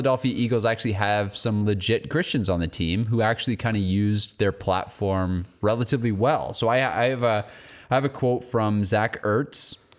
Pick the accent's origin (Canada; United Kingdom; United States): Canada; One thing I noticed, like as a Canadian watching, is we will never have a sporting event like the Super Bowl, right?